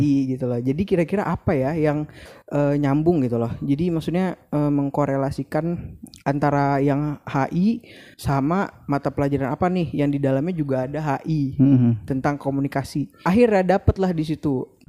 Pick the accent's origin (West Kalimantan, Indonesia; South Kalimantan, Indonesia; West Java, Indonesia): South Kalimantan, Indonesia; Banjarbaru; moved away as an adult; now in Banjarmasin, Indonesia; aku kan dari Banjarbaru